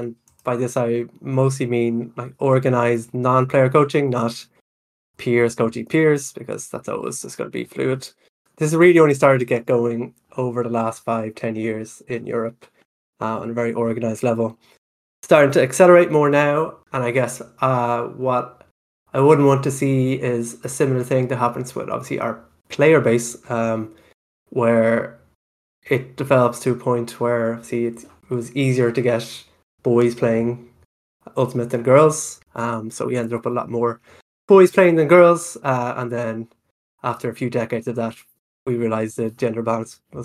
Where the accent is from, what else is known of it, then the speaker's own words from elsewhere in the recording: Ireland; Myself, … and …, all from Ireland